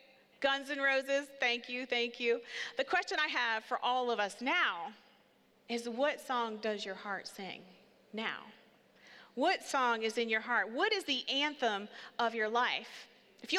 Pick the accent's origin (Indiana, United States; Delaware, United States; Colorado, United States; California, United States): Delaware, United States; Seaford; So we lived in Seaford. We grew up here. I grew up right on Pine Street.